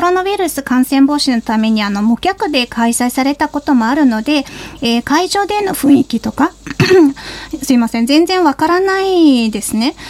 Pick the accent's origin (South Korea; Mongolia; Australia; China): Mongolia; now in Japan; モンゴル人